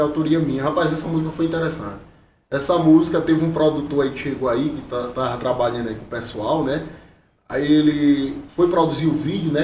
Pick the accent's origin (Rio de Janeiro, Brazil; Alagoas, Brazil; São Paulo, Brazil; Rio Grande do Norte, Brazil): Alagoas, Brazil; Mata Grande; sou de Mata Grande, Alagoas, estou aqui fazendo show